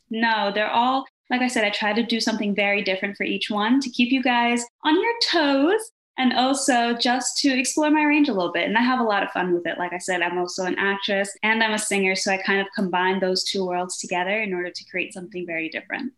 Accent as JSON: {"language": "English", "country": "Denmark", "also_born_or_lived": "Brazil", "moved": "yes", "lives_now": "New York, United States", "said": "I'm from Denmark and I'm also half Brazilian, but I live here in New York"}